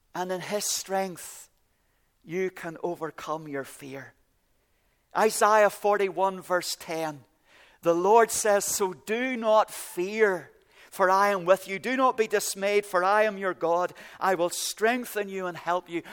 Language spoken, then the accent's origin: English; Ballycastle, Northern Ireland, United Kingdom; moved away; I came from Ballycastle at the very top of Ireland